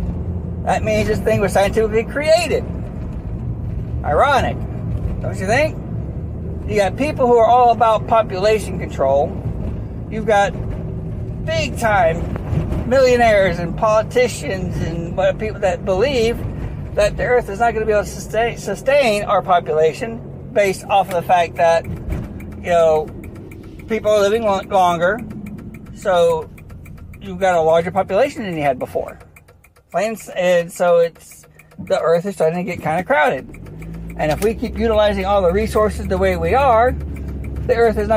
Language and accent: English; United States; as an American